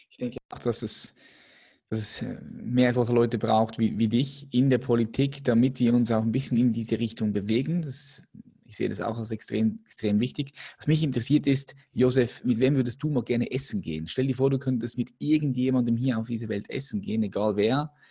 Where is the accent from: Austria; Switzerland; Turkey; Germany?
Switzerland; das merkt man auch immer wieder als Schweizer, wenn du irgendwo ins Ausland gehst